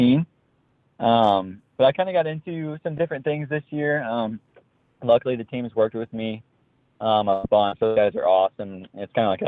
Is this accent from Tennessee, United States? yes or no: no; Indiana, United States; moved away as an adult; now in Michigan, United States; I grew up in Indiana, and then I just recently moved to Michigan